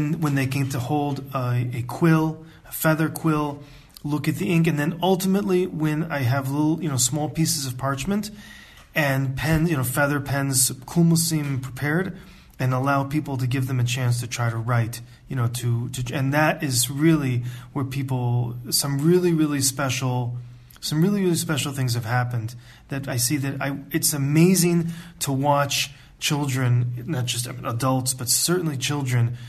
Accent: United States; moved away as an adult; also born or lived in Ann Arbor, Michigan; now in Israel; I'm from the United States and I grew up in a conservative, traditional home

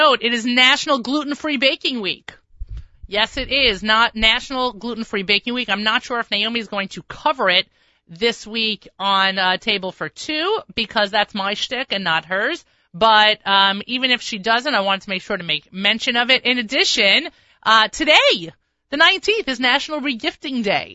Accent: New York, United States; I'm a New Yorker

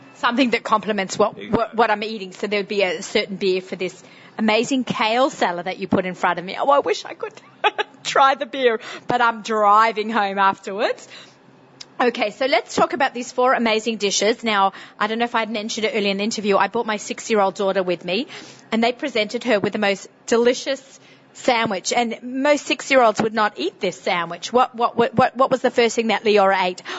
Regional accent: Sydney, New South Wales, Australia; accent: strong Sydney accent; moved away as an adult; now in United States; with my Sydney, strong Sydney accent

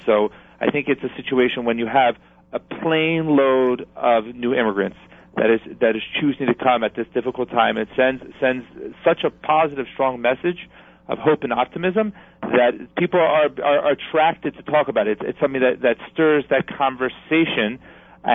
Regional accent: New Jersey, United States; New Jersey first because it's my home state

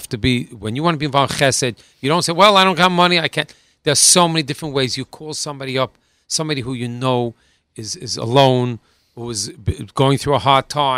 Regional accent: New York City, New York, United States; we're New Yorker, and we that's what we're used to.

